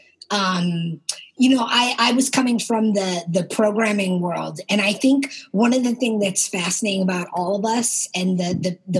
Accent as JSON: {"language": "English", "town": "Pittsburgh", "region": "Pennsylvania", "country": "United States", "tie": "born or raised there", "also_born_or_lived": "Austin, Texas", "moved": "as an adult", "said": "I'm originally from Pittsburgh, Pennsylvania, and had never lived anywhere else"}